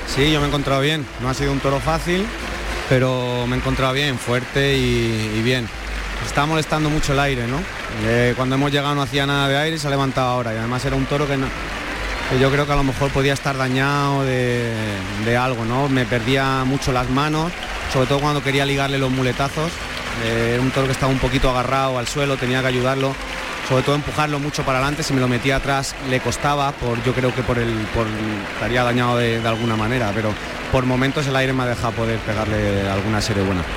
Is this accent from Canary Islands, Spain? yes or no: no; Alicante, Valencian Community, Spain; mi tierra en Alicante